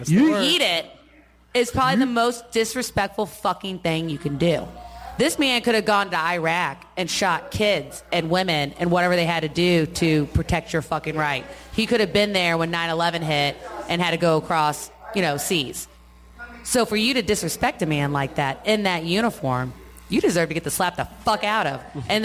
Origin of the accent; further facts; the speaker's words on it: San Francisco, California, United States; born there; also born or lived in Puyallup, Washington; I was born on the Presidio in San Francisco. My brother was born in Fort Knox, Kentucky. We lived in Puyallup, Washington.